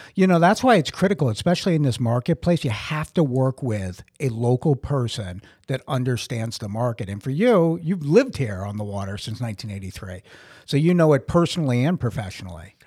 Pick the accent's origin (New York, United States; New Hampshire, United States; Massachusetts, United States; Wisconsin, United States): Massachusetts, United States; Brockton; moved away as an adult; also born or lived in Sparta, New Jersey; now in Holmdel, United States; I'm originally from Brockton, Massachusetts